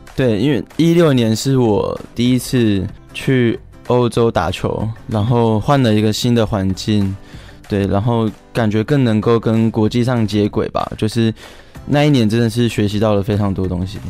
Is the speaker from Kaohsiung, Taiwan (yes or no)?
yes; Kaohsiung, Taiwan; 然后我是桌球选手，我是台体大的学生